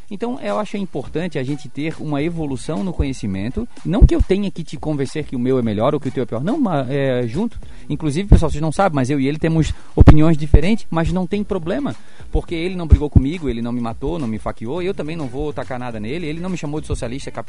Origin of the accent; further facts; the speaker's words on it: Florianópolis, Santa Catarina, Brazil; Porque aqui nós somos manezinho, mas não somos nenhum bocó.